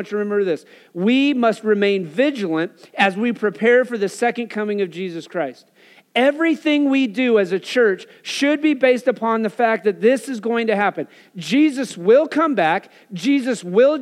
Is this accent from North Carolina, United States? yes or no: no; Wyoming, United States; growing up in Wyoming